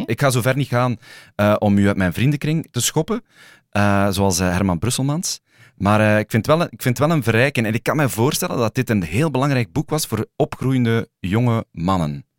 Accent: Sint-Niklaas, Flanders, Belgium; in mijn geboortestad, Sint-Niklaas

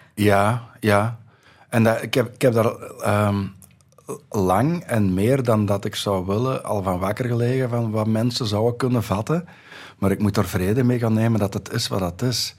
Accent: Dendermonde, Flanders, Belgium; ik ben nog geboren in Dendermonde.

